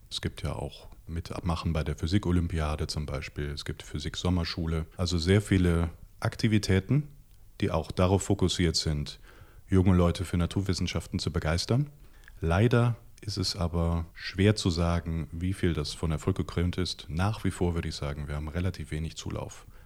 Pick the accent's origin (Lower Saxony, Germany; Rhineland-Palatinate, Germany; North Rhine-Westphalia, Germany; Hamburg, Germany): North Rhine-Westphalia, Germany; Wuppertal; ich komme selbst aus Wuppertal.